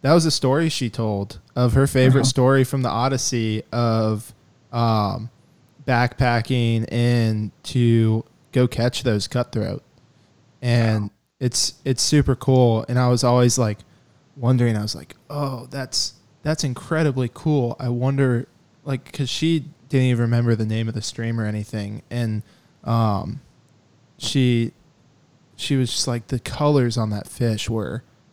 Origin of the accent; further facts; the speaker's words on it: Georgia, United States; growing up in Georgia